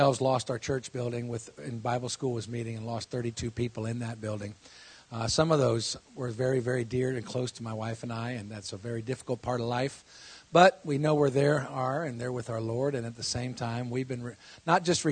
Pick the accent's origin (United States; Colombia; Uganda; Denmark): United States; Florida; I grew up in Florida